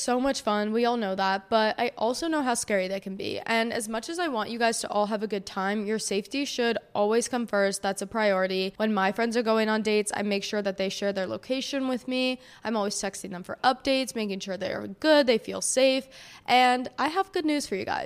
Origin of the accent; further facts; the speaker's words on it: New Jersey, United States; also born or lived in Miami; I'm from New Jersey.